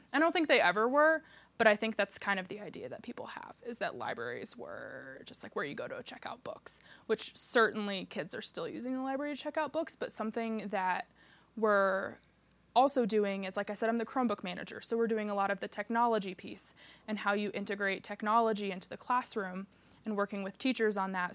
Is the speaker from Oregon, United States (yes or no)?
no; Iowa, United States; moved away as an adult; also born or lived in St. Louis, Missouri; now in Aspen, United States; I'm from the Midwest. I'm from Iowa. I grew up in Iowa